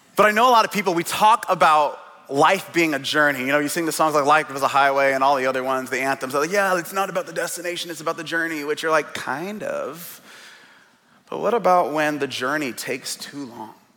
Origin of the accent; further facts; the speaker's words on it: Seattle, Washington, United States; now in Portland, United States; It's being born and raised in Seattle. I was born in the Central District